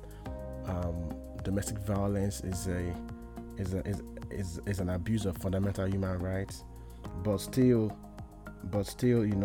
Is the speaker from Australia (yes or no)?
no; Nigeria; moved away as an adult; now in United States; I was born in Nigeria. I was raised in Nigeria